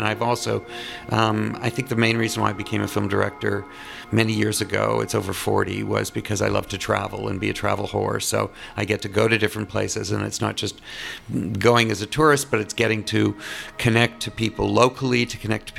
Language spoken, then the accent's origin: English; Toronto, Ontario, Canada; Well, I am Canadian. I was born in Toronto and went to high school and university there